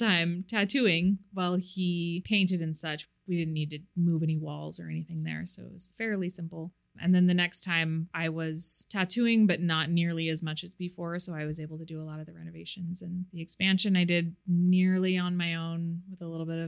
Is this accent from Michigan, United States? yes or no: no; Missoula, Montana, United States; now in Seattle, United States; I grew up in Missoula, Montana.